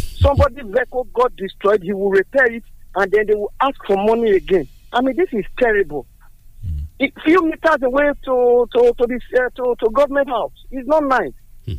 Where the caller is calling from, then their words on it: Dubai, United Arab Emirates; I'm calling from Dubai, Kutahe.